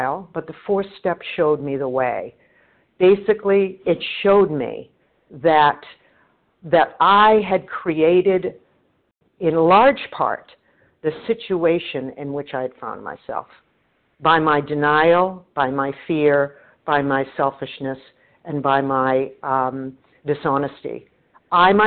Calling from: Boston, Massachusetts, United States; I'm calling from the Boston area.

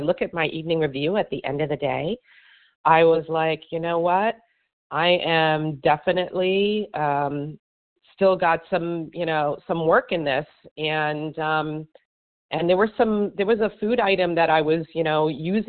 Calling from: Miami, Florida, United States; Miami, Florida.

